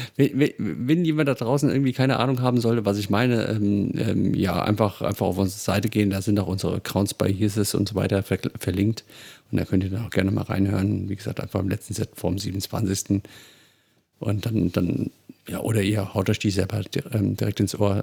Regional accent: Hesse, Germany; ich komme aus Hesse

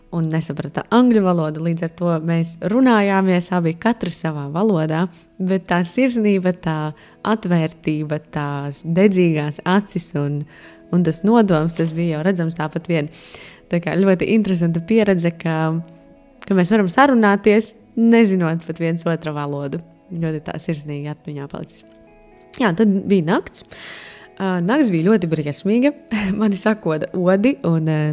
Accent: Latvia; es no Latvijas

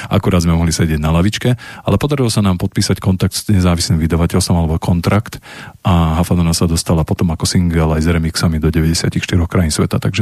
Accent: Rimavská Sobota, Banská Bystrica Region, Slovakia; tam v, tej, v rámci tohto ja som bol doma v Rimavskej sobote a, a pozeral som Vivu

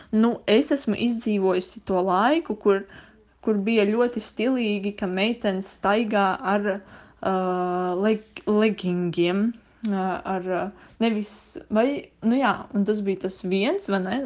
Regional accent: Liepāja, Kurzeme, Latvia; es esmu no Liepājas.

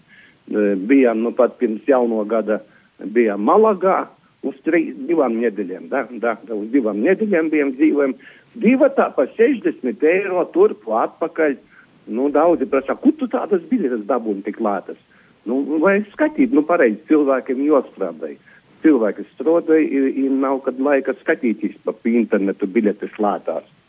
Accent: Riga, Latvia; also born or lived in Latgale; es esmu dzimis jaudzis Reigā

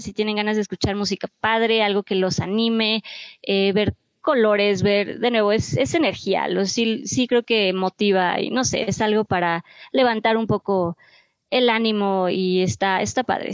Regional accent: Mexico; como mexicanos

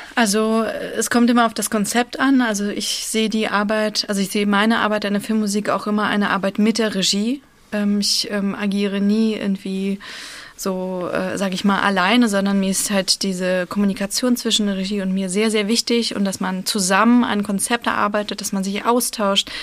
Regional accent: Berlin, Germany; born or raised there; first language Russian; German is a second language; also born or lived in Moscow, Russia

